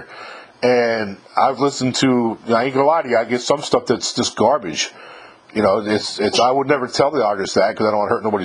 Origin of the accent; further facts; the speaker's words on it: New York, United States; moved away as an adult; I'm from New York myself